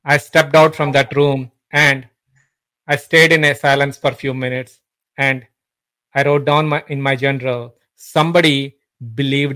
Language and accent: English; India; moved away as an adult; also born or lived in Singapore / Pittsburgh; now in United States; I'm originally from India, been living in States for almost like 17 years now